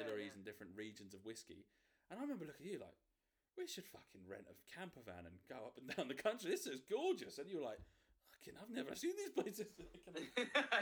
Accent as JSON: {"language": "English", "town": "Cambridge", "region": "East of England", "country": "United Kingdom", "said": "because I'm from Cambridge"}